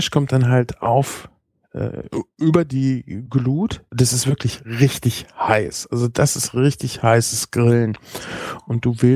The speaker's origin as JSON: {"language": "German", "town": "Espelkamp", "region": "North Rhine-Westphalia", "country": "Germany", "said": "Und wir kommen ja eigentlich aus Esbekamp. Das ist eine Flüchtlingsstadt."}